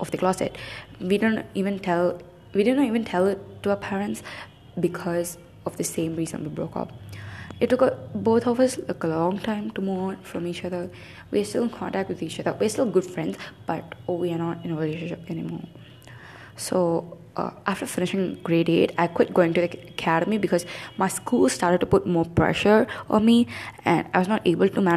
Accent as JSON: {"language": "English", "region": "South India", "country": "India", "tie": "born or raised there", "said": "growing up in South India"}